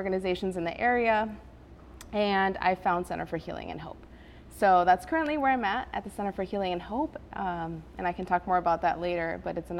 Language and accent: English; Elkhart, Indiana, United States; English is a second language; also born or lived in Guadalajara, Mexico; now in Goshen, United States; I moved here with my mom when I was 7, not knowing any word of English. So I grew up in Elkhart